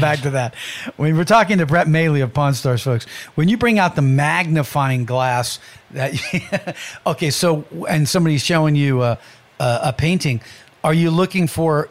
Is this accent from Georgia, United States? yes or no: no; California, United States; I was from California